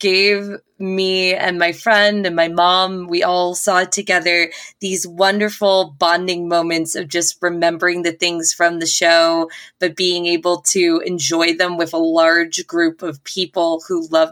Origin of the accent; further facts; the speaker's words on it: New York City, New York, United States; I'm a New Yorker